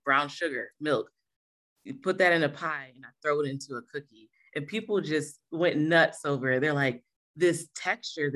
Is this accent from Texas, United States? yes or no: no; Rochester, New York, United States; moved away as an adult; also born or lived in Greer, South Carolina; I started when I was living in Rochester, New York